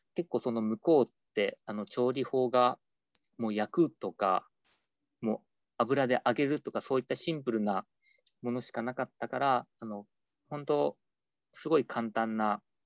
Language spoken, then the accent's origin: Japanese; Hiroshima, Japan; 自分自身が広島出身であの平和学習とかあの原爆ドームとかそういったものがすごい身近にあった環境で育った